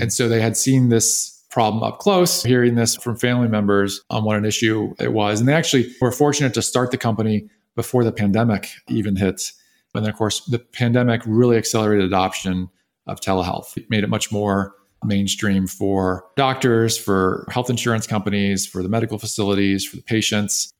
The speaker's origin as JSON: {"language": "English", "town": "Austin", "region": "Texas", "country": "United States", "tie": "born or raised there", "also_born_or_lived": "North Carolina", "moved": "as an adult", "lives_now": "California, United States", "said": "I grew up in Austin, Texas"}